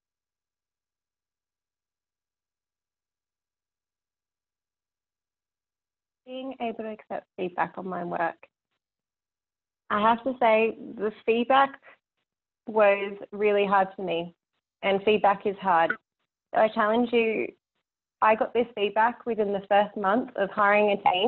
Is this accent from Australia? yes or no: yes; Australia; being Australian